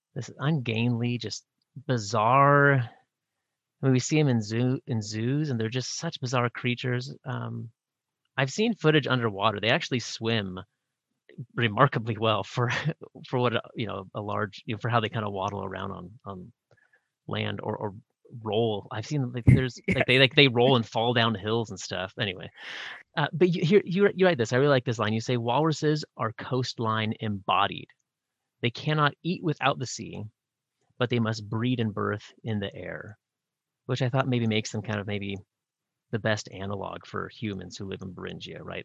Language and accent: English; Pacific Northwest, United States; I grew up in the Pacific Northwest